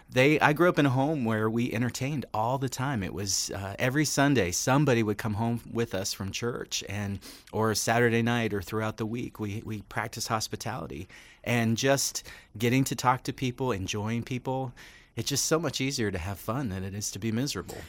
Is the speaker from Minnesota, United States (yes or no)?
no; Western Pennsylvania, United States; moved away; I grew up in Western Pennsylvania.